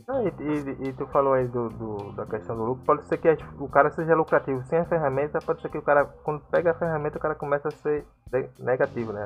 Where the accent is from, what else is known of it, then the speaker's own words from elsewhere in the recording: Brazil; como nós brasileiros